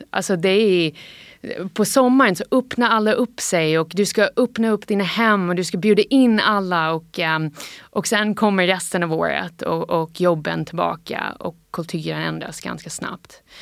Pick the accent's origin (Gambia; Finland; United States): United States; Swedish is a second language; när jag var barn och uppvuxen ja, nästan helt i USA då, så ehm, har jag alltid tänkt att jag var liksom 50 svensk och det här har varit en stolthet för mig.